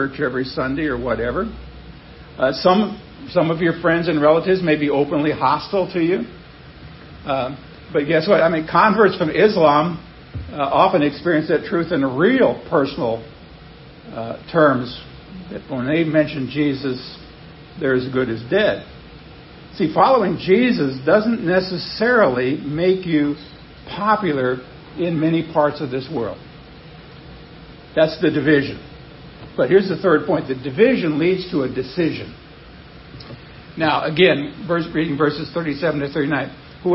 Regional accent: Nebraska, United States; moved away; I grew up in Nebraska where it's cold

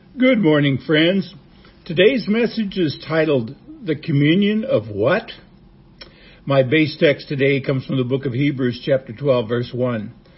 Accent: Nebraska, United States; I was a young boy growing up in Nebraska

